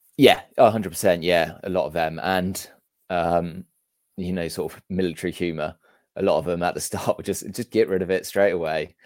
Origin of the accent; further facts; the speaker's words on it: Amesbury, South West England, United Kingdom; also born or lived in Wegberg, Germany; we grew up in a small town called Amesbury